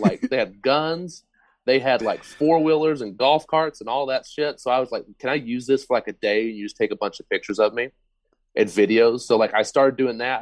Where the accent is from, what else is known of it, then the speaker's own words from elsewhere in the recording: Oklahoma, United States; I'm from Oklahoma